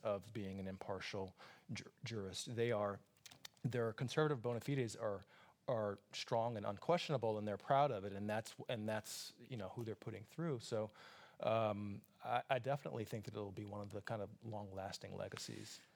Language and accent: English; Atlanta, Georgia, United States; also born or lived in Brooklyn, New York; now in New York, United States; my hometown is Atlanta, Georgia